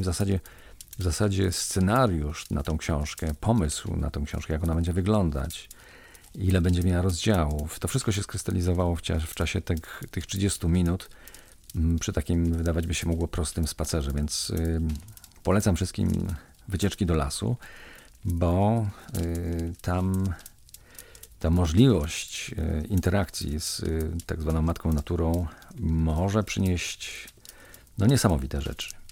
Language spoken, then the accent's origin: Polish; Kozy, Silesian Voivodeship, Poland; ze swojego domu rodzinnego, w którym się wychowałem, w którym mieszkałem przez 20 lat, w mojej wiosce w Kozach